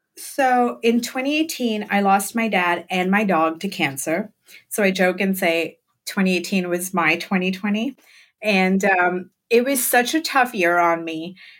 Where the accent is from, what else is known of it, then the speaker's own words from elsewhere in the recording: Mumbai, Maharashtra, India; moved away as an adult; now in Brooklyn, United States; I grew up in Mumbai, India. I like to call it Bombay